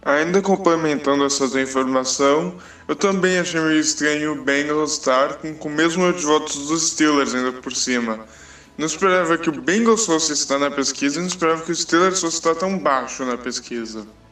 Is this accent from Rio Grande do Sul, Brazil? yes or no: yes; Porto Alegre, Rio Grande do Sul, Brazil; sou de Porto Alegre